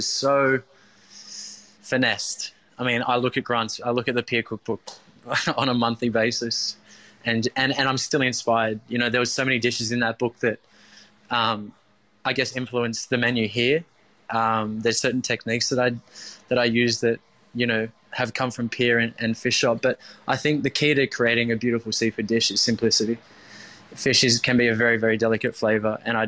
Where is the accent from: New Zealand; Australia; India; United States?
Australia; Maroubra, New South Wales; although I grew up in Maroubra, but, you know, coming to Bondi around the early 20 mark